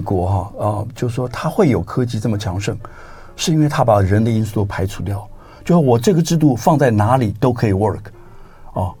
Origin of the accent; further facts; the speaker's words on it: Taiwan; moved away as an adult; now in Silicon Valley, United States; 我们这个，呃，台湾人的关系